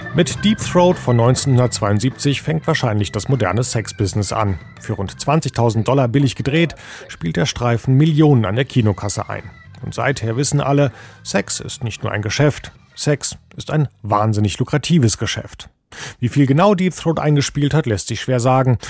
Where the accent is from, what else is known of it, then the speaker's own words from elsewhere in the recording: Germany; sind wir Deutsche